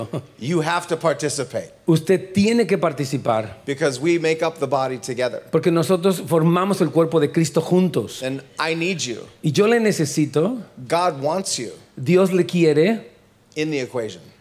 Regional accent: Houston, Texas, United States; Down south, I'm from Houston, Texas, y'all.

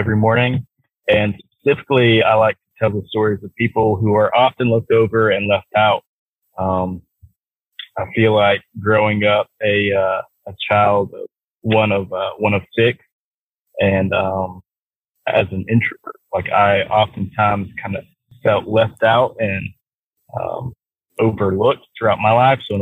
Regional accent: Douglasville, Georgia, United States; I'm from the Atlanta area. Okay. I lived in a, town called Douglasville, Georgia, which is right outside, the Atlanta perimeter

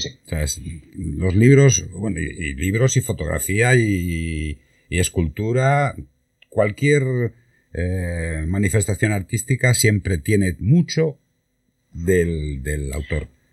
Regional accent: Santander, Cantabria, Spain; now in Málaga, Spain; yo soy de Santander

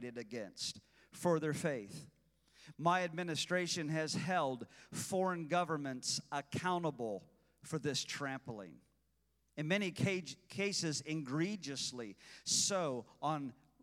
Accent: Illinois, United States; the state of Illinois, my home state, my birth state

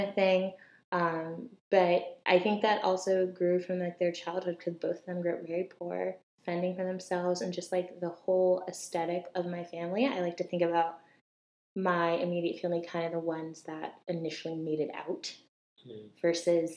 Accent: Connecticut, United States; I grew up in Connecticut to immigrant Jamaican parents

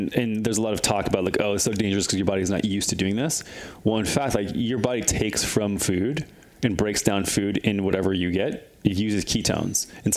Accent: Midwest, United States; moved away; I grew up in the Midwest

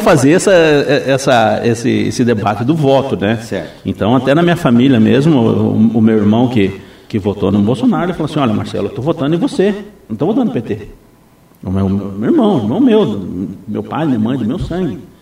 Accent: Foz do Iguaçu, Paraná, Brazil; eu nasci em Foz do Iguaçu

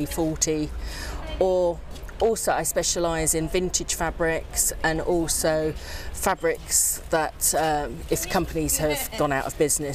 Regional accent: London, United Kingdom; my mum got great pleasure sending me, a mixed race child in South London, off to school in a dirndl dress

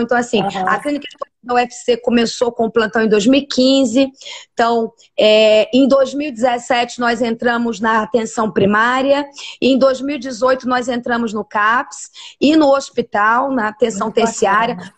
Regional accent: Rio de Janeiro, Brazil; moved away as an adult; also born or lived in Ceará; eu sou carioca e tra já trabalhava na Universidade Veiga de Almeida, é, aqui no Rio de Janeiro, há mais de oito anos

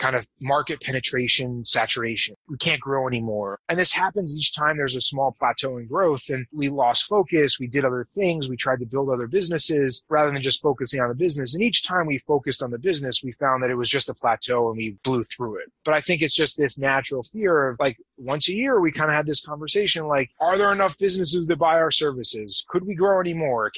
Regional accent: New York, United States; also born or lived in Boston, Massachusetts, United States; now in Las Vegas, United States; I grew up in New York and lived in Boston for 10 years

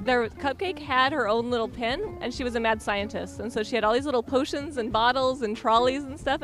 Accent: Yakima, Washington, United States; We're from Yakima, Washington.

